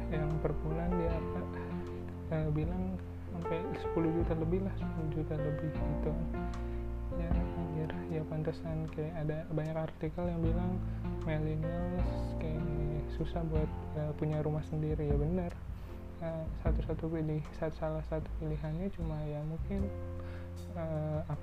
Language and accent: Indonesian; Jakarta, Indonesia; gue dari kecil di Jakarta Jakarta aja nih tadi mau kuliah di luar tapi nggak sampean nggak dapet kuliah di luar akhirnya di Jakarta Jakarta juga